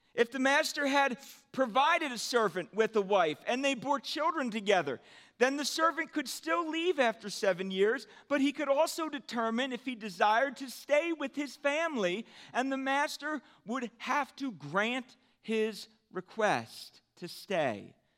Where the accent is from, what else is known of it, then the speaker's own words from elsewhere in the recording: United States; as American Christians